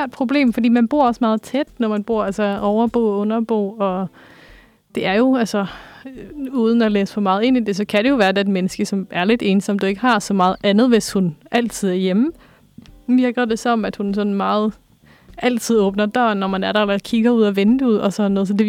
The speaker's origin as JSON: {"language": "Danish", "country": "Norway", "tie": "born or raised there", "lives_now": "Denmark", "said": "så har jeg er opvokset i Norge primært, eller lidt rundt omkring."}